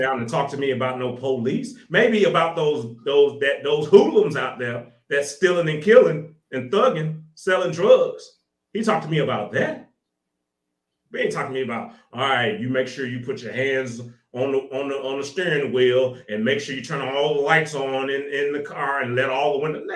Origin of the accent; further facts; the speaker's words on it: Little Rock, Arkansas, United States; I'm from Arkansas, so I was in Little Rock, Arkansas during that whole little banging in Little Rock. That was crazy. That was in the 90s. That was crazy. Drive by shooting, Bloods and Crips, all that. I was on 13th Street over there. If anybody can look it up, I was over there. That's where I grew up.